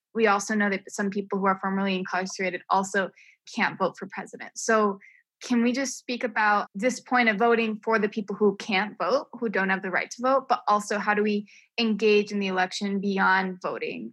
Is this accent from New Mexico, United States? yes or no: yes; New Mexico, United States; also born or lived in New York; I was born and raised in New Mexico